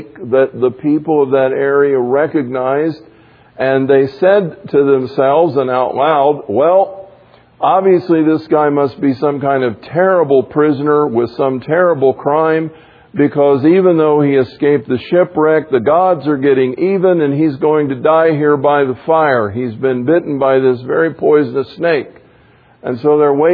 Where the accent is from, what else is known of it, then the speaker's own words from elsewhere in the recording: the South, United States; I grew up in the South